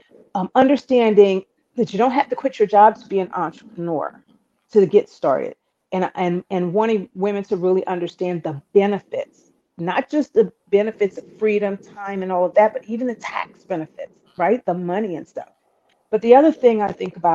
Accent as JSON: {"language": "English", "region": "New York", "country": "United States", "tie": "born or raised there", "also_born_or_lived": "Philadelphia, Pennsylvania", "moved": "as an adult", "lives_now": "Jacksonville, United States", "said": "I grew up in New York, and I went to college in Philadelphia."}